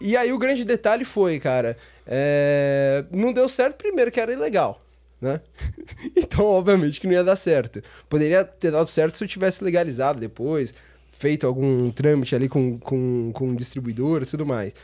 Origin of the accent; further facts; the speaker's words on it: São Paulo, Brazil; also born or lived in Praia Grande; eu sou de São Paulo. Nasci, nasci na região da, da Zona Sul, né? Ali na Saúde